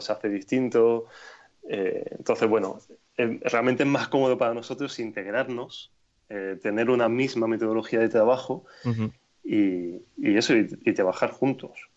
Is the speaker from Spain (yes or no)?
yes; Granada, Andalusia, Spain; also born or lived in Berlin; en Granada, que es mi ciudad natal